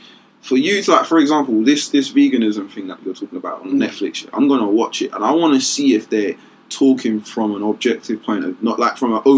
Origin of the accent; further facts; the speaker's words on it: London, United Kingdom; I'm from Canning Town.